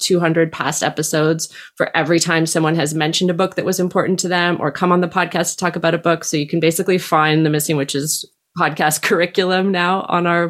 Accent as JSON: {"language": "English", "country": "Canada", "said": "we're not really Danish. We're like Canadian"}